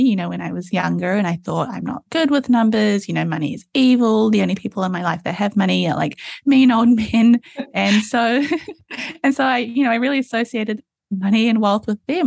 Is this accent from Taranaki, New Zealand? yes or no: no; Auckland, New Zealand; I'm in Auckland, New Zealand, which is where I grew up